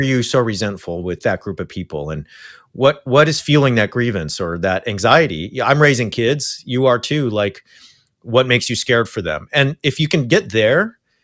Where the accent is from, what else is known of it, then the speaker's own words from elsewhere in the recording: Orange County, California, United States; moved away; where I came from continues to be a hotbed for Christian nationalism